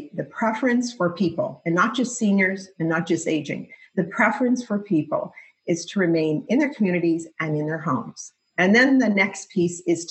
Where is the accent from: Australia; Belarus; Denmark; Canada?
Canada